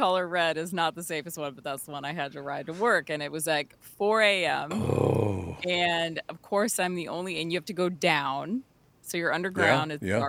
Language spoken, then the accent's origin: English; Burnsville, Minnesota, United States; In Burnsville.